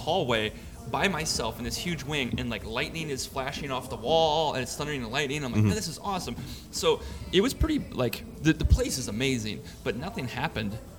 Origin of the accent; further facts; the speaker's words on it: Minnesota, United States; I'm such a Minnesotan.